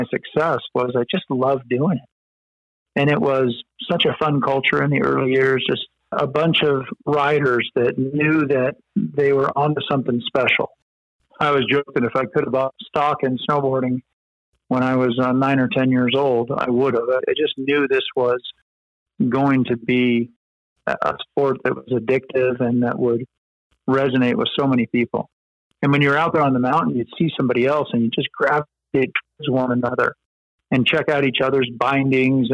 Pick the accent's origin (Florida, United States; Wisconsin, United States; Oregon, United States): Oregon, United States; Central; also born or lived in Colorado; grew up in Central Oregon